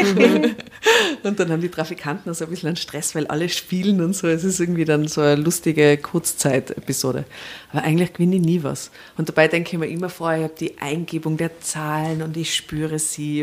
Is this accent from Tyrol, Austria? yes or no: yes; Tyrol, Austria; ich bin aus Tirol